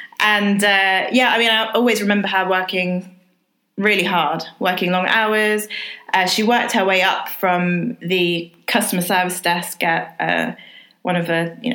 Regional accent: London, United Kingdom; Thank you for introducing me, Tanya. I grew up in West London, a town called Greenford in Ealing, and I'm black, second generation British and of Jamaican heritage. So my grandparents moved over to the UK in, I think it was 1953

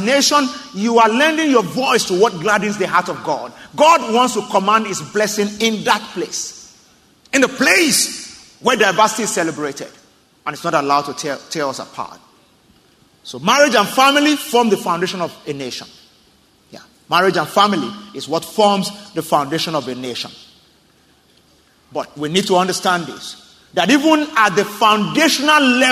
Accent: Southwest Nigeria, Nigeria; I'm from Southwest Nigeria, the Yoruba tribe

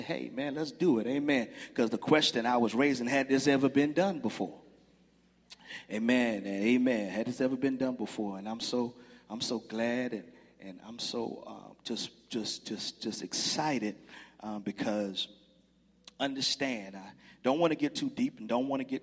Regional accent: Brunswick, Georgia, United States; moved away as an adult; now in Newnan, United States; I'm originally from Brunswick, Georgia

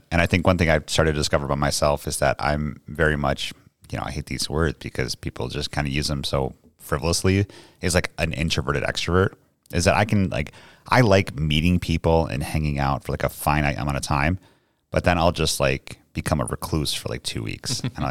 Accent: New York, United States; accent: New York; So I am not from here. Obviously, I'm from New York. I have tried to hide my accent as much as possible just because people here don't take too kindly to it.

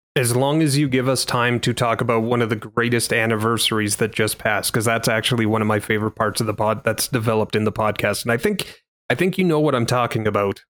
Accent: Canada; as a Canadian

